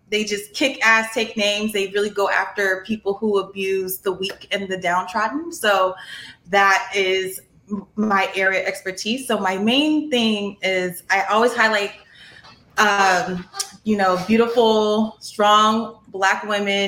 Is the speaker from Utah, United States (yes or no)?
no; Tacoma, Washington, United States; moved away; I'm from Tacoma originally.